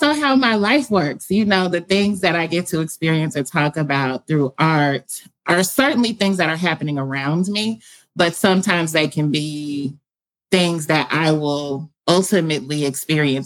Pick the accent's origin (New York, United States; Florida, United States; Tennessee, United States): Tennessee, United States; Nashville; I'm coming to you from Nashville, Tennessee, born and raised here, left briefly